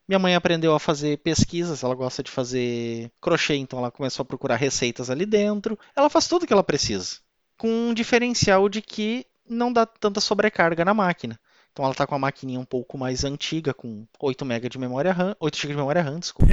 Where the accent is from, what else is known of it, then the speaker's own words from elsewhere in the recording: Ivoti, Rio Grande do Sul, Brazil; Eu venho da cidade de Ivoti, aqui na Grande Porto Alegre, pezinho da Serra, assim como Bento Gonçalves e Caxias